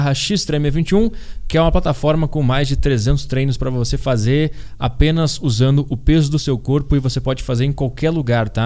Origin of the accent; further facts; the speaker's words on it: Porto Alegre, Rio Grande do Sul, Brazil; now in São Paulo, Brazil; me fez vir para São Paulo, que eu sou de Porto Alegre